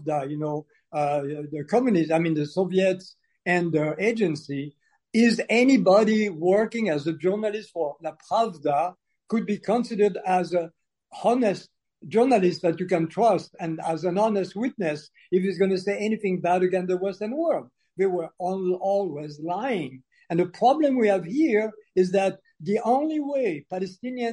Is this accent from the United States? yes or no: no; Algeria; moved away; also born or lived in France; I was born in Algeria when Algeria was still part of France, and because of the decolonization process, my family was expelled.